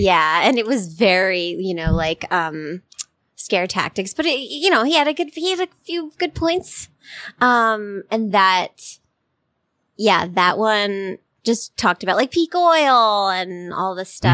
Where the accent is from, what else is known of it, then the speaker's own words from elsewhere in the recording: Connecticut, United States; I'm from Connecticut.